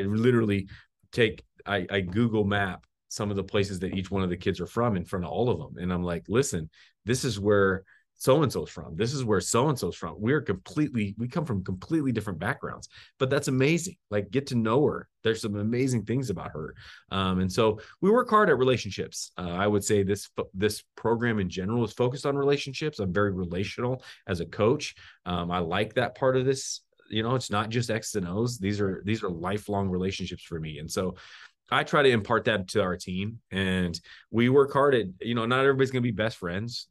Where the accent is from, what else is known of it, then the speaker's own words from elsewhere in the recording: the Northwest, Pacific Northwest, United States; now in Missoula, United States; I'm from the Northwest